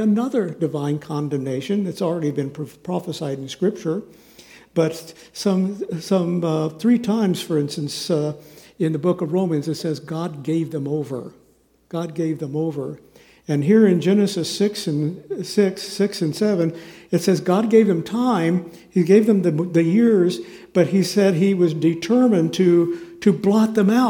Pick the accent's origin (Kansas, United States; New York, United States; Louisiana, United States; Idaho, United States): Kansas, United States; Kansas City; moved away; also born or lived in Southern California / Chicago; Linda and I grew up in Kansas City, on the Kansas side, thankfully. And we went to rival high schools. I went to Shawnee Mission North High School out in Johnson County